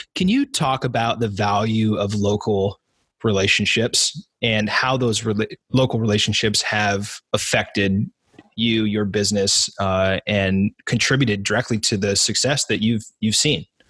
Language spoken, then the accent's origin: English; Southern Oregon, United States; I grew up in Southern Oregon